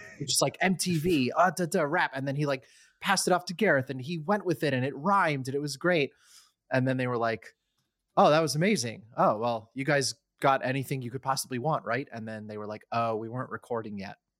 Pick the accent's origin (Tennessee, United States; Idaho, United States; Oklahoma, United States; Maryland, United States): Maryland, United States; College Park; moved away; I grew up in the D C area